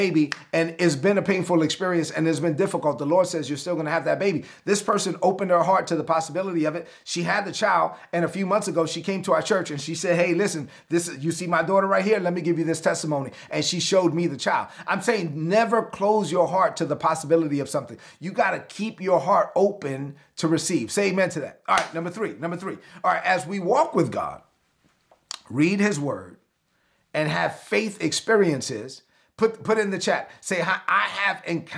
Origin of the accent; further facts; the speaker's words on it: New York City, New York, United States; I'm a product of the New York City public school system